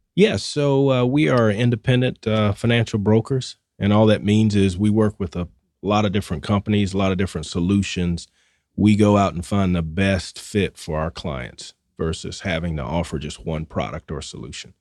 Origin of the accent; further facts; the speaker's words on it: Atlanta, Georgia, United States; accent: Southwest Atlanta; my Southwest Atlanta accent